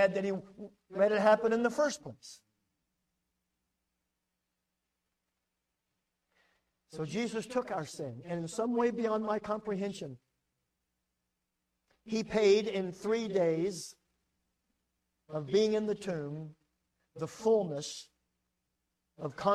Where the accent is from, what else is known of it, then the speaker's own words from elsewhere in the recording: United States; I'm an American